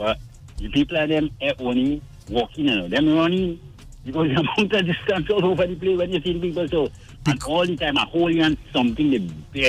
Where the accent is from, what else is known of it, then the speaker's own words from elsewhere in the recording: Sangre Grande, Trinidad & Tobago; I'm from Sandy Grande.